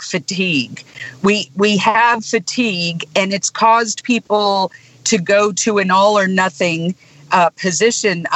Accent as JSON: {"language": "English", "town": "Elkhart", "region": "Indiana", "country": "United States", "tie": "born or raised there", "moved": "yes", "lives_now": "Jackson County, Mississippi, United States", "said": "my hometown of Elkhart, Indiana, near the Michigan line"}